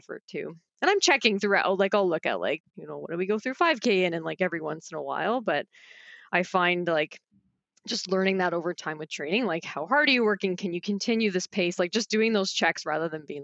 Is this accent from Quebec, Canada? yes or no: no; Barrie, Ontario, Canada; I grew up in Barrie, so Simcoe Dufferin.